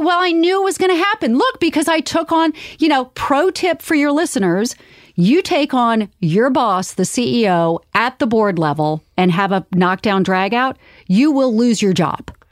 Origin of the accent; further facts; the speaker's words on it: Charleston, South Carolina, United States; I grew up in Charleston, South Carolina